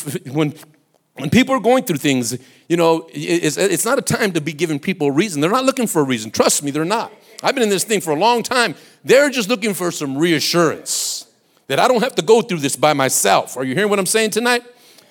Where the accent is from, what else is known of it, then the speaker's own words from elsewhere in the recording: Compton, California, United States; also born or lived in Watts, Los Angeles; I grew up and went through my adolescence in Compton